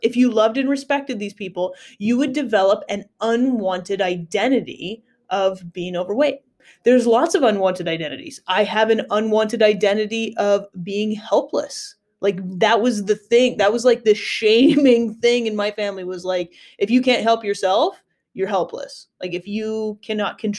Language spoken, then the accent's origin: English; United States; I grew up in the States